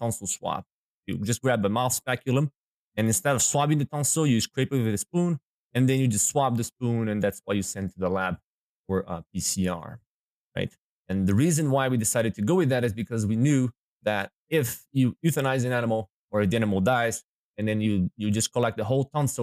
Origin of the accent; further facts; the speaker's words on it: Brazil; moved away as an adult; now in Minnesota, United States; So I was born in Brazil. My dad is a hog producer, so that's how I got into the swine business. And then that's where I got my DVM degree back in Brazil in 2014